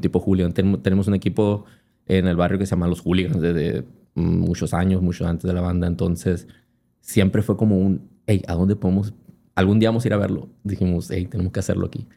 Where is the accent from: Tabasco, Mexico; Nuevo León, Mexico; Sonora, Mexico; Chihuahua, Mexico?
Sonora, Mexico; Hermosillo; soy de yo, de la Normosillo, que no sé, pero es un barrio muy futbolero